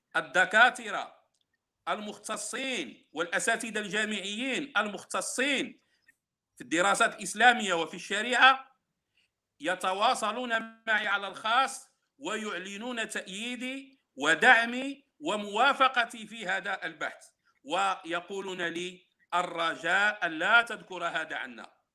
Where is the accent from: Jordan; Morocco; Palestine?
Morocco; عندنا في المغرب